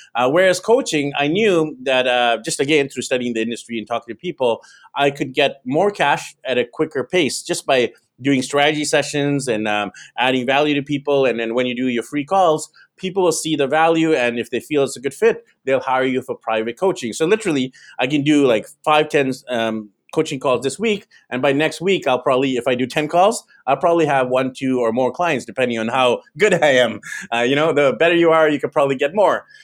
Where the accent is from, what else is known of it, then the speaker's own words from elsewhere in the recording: Vancouver, British Columbia, Canada; moved away as an adult; now in Manila, Philippines; So I'm actually originally from Vancouver, BC, Canada. That's where I was born, raised.